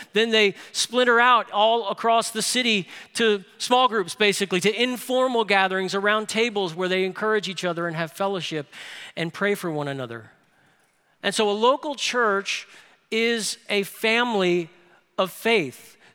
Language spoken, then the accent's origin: English; New Orleans, Louisiana, United States; moved away; I grew up in New Orleans.